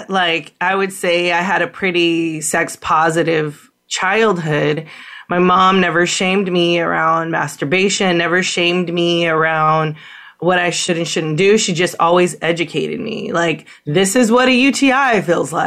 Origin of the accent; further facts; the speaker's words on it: San Francisco, California, United States; moved away; I'm from San Francisco.